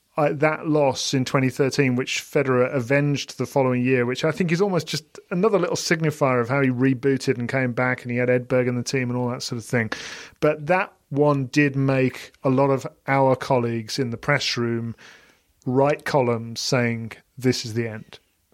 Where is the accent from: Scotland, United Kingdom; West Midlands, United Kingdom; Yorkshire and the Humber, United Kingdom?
West Midlands, United Kingdom; Sutton Coldfield; now in Stratford-upon-Avon, United Kingdom; I was born in Sutton Coldfield, went to school in Solly Hall, now live in Stratford-upon-Avon, and I'm looking forward to my next move to the Seychelles.